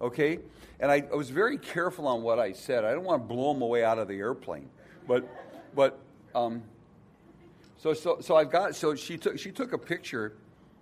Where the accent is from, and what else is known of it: Milwaukee, Wisconsin, United States